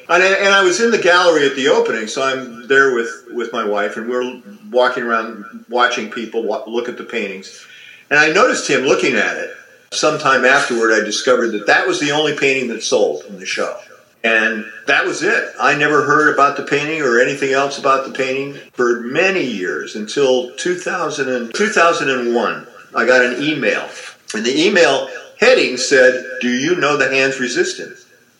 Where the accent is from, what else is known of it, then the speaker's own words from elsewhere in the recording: Massachusetts, United States; born there; also born or lived in Gary, Indiana / Hobart, Indiana / Chicago; Yeah, I was born in Massachusetts, and I was adopted when I was 9 months old by my adopted parents, the Stoneham family, and we moved from Massachusetts to Gary, Indiana, and Hobart, and then eventually with my grandmother in Chicago